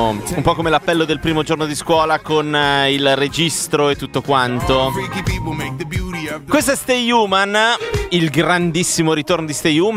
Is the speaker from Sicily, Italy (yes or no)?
no; Milan, Lombardy, Italy; Sono milanese, nord eh, no, no, non lo so.